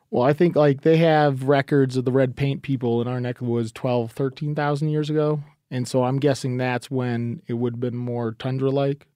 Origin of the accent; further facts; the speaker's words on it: New England, United States; I am from New England